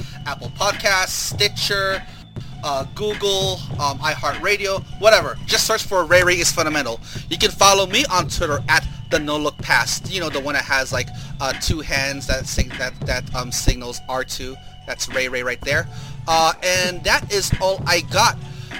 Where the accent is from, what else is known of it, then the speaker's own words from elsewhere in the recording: Philippines; You know, I'm Filipino, so.